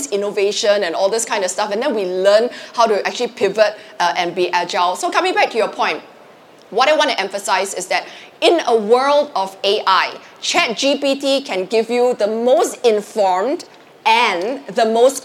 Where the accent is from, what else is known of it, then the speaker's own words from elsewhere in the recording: Singapore; I'm Singaporean